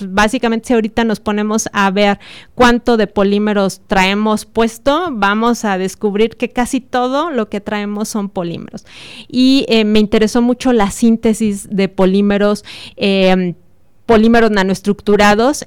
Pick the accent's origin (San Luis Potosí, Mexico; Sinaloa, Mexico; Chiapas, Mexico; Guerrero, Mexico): San Luis Potosí, Mexico; moved away as an adult; now in Celaya, Mexico; yo nací en San Luis Potosí, donde estudié mi doctorado en la Universidad Autónoma de San Luis Potosí